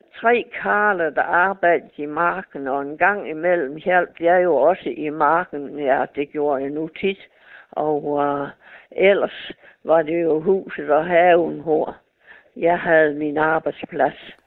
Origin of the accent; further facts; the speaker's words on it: Nykøbing Mors, North Denmark Region, Denmark; Jeg er jo fra Mors, fra Nykøben